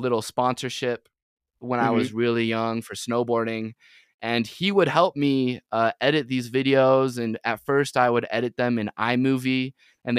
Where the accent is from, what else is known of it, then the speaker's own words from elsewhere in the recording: Utah Valley, United States; also born or lived in San Diego, California; growing up in Utah Valley specifically